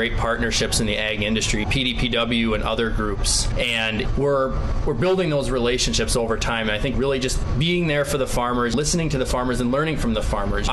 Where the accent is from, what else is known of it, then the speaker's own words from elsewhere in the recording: Driftless region, United States; when I was growing up in the Driftless region, later part of the 2000s into the early 2010s